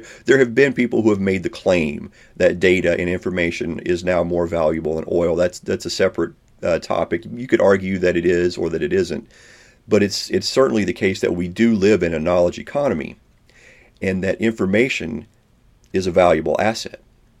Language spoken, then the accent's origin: English; Kentucky, United States; my home state of Kentucky